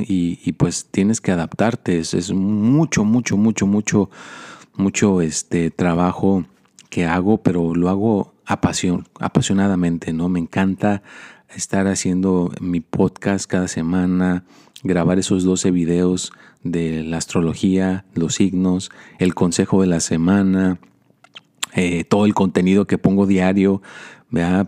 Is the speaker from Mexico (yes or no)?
yes; Mexico; now in United States; yo soy mexicano